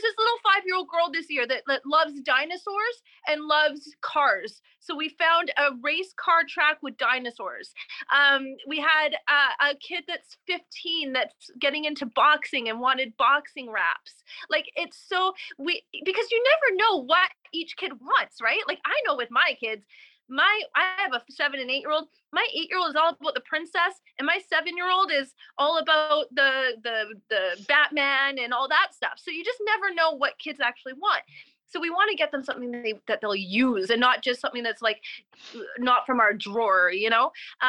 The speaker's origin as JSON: {"language": "English", "country": "Canada", "said": "Recovery Kids with a Z, with a Z. We're Canadian, ZZ, recoverykids.com."}